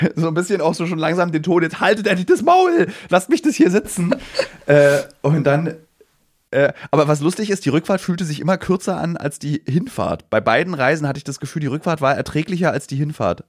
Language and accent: German; Germany; als Deutsche